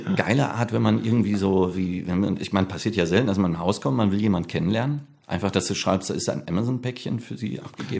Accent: Bochum, North Rhine-Westphalia, Germany; also born or lived in Herne; ich bin in Bochum aufgewachsen

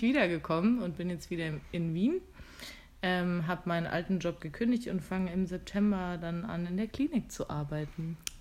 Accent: Germany; now in Vienna, Austria; ich da ein Jobangebot hatte vom Landratsamt in meiner Heimat

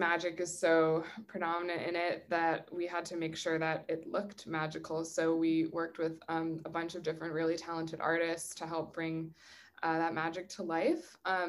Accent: New England, United States; Growing up in New England, we learned about Salem in a lot.

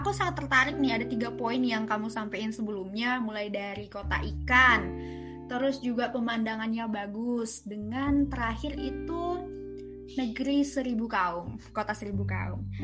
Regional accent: West Sumatra, Indonesia; Aku dari Sumatera Barat dan kamu dari Sibolga Sumatera Utara.

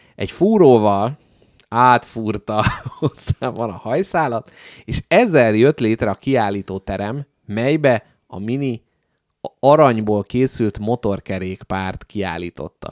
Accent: Budapest, Hungary; itt születtem, itt élek, és itt is fogok meghalni

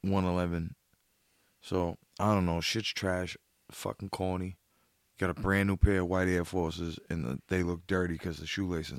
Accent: Boston, Massachusetts, United States; So I'm from Southie. I did a lot of shell toes.

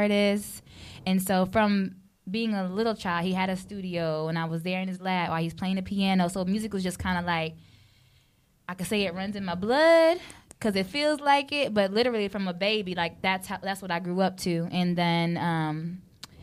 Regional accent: Fort Walton Beach, Florida, United States; also born or lived in Jamaica (roots); now in Pensacola, United States; Fort Walton Beach, where I was raised, not born, but from fifth grade through high school

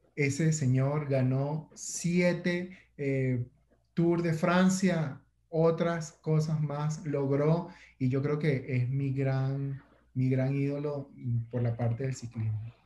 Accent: Venezuela; como venezolano

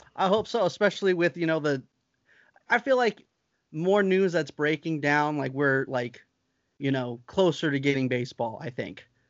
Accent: Lancaster, California, United States; my hometown in Lancaster

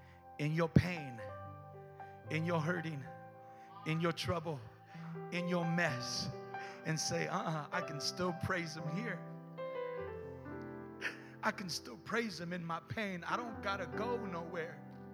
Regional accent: Richmond, United States; Listen, I'm from Richmond.

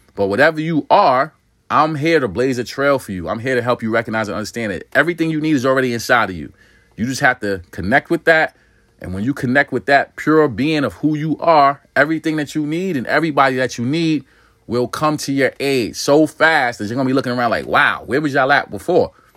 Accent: New York City, New York, United States; I'm from New York City

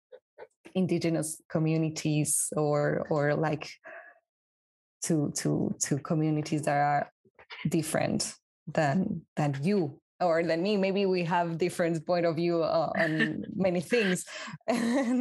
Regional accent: Peru; now in France; I'm from Peru

